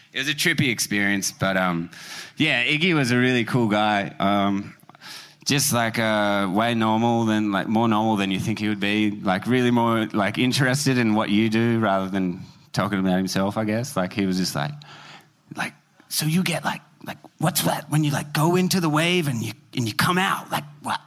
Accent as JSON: {"language": "English", "country": "Australia", "said": "we're from Australia"}